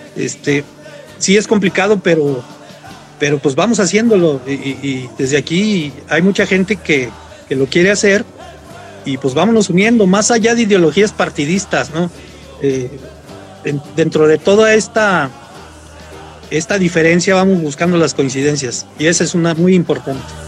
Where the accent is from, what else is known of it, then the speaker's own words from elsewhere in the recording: Mexico; la colonia Llamaradas, Bugambilias, de donde yo soy